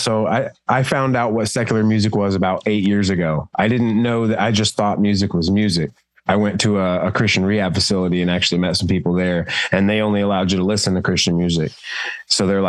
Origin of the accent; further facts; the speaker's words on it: Florida, United States; now in Illinois, United States; I'm originally from Florida